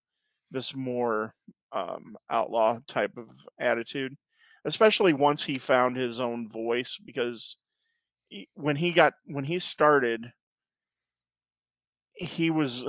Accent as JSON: {"language": "English", "region": "Southern Illinois", "country": "United States", "tie": "born or raised there", "also_born_or_lived": "Springfield, Missouri", "said": "growing up in Southern Illinois"}